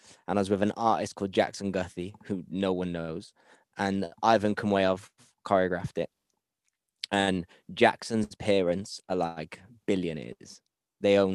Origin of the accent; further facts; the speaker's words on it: Cardiff, Wales, United Kingdom; I come from Cardiff